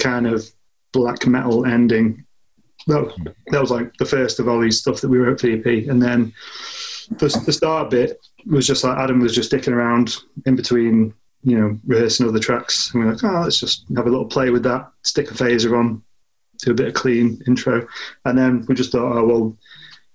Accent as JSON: {"language": "English", "town": "Southport", "region": "North West England", "country": "United Kingdom", "accent": "northwest", "said": "we're mostly from Southport"}